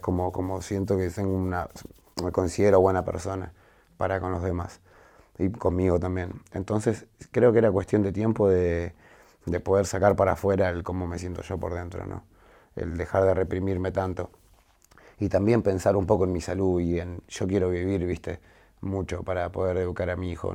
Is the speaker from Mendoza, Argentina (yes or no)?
no; Glew, Buenos Aires, Argentina; cuando salí de mi barrio, cuando salí de Los Altos